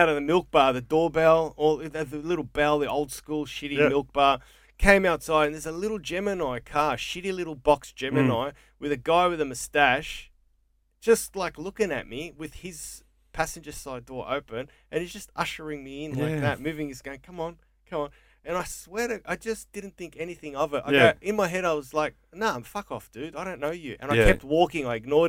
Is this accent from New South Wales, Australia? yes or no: no; Coburg, Victoria, Australia; I grew up in Coburg on a street called Deacon Street, mm-hmm. and in Deacon Street in Coburg, that we'd run out.